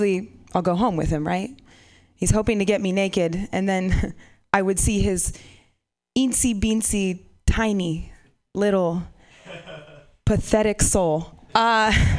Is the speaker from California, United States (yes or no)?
yes; Half Moon Bay, California, United States; I grew up around here. I grew up in Half Moon Bay.